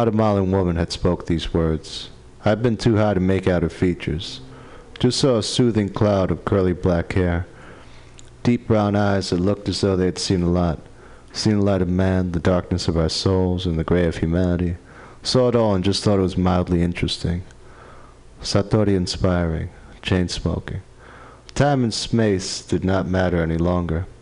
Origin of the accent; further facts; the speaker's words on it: New York, United States; also born or lived in Detroit; now in San Francisco, United States; I grew up in New York